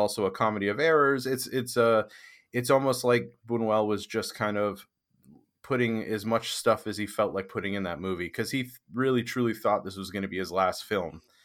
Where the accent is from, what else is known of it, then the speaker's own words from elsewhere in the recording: Maine, United States; also born or lived in Boston area, Massachusetts; now in Boston, United States; I grew up in Maine